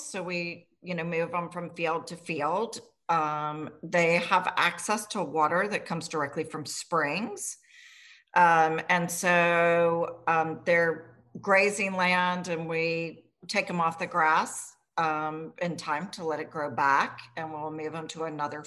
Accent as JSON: {"language": "English", "town": "Richmond", "region": "Virginia", "country": "United States", "tie": "born or raised there", "said": "I grew up here in Richmond"}